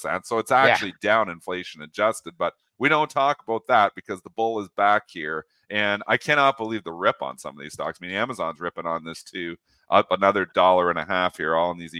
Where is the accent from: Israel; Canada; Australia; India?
Canada; me being Canadian